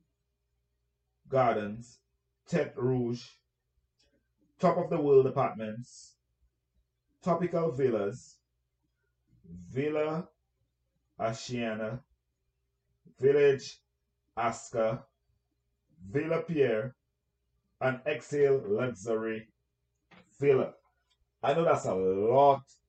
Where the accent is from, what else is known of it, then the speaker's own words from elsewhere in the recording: St. Lucia; moved away; You have my accent. You know where I'm from. I'm from St. Lucia